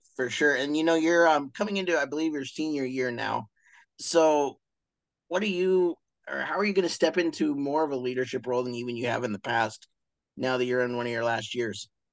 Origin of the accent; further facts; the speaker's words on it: Montana, United States; those of us from Montana